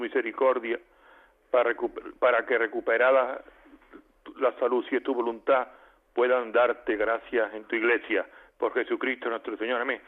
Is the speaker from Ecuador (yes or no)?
no; Espera, Andalusia, Spain; moved away; Allí en mi pueblo, en espera, allí está mi tío Curro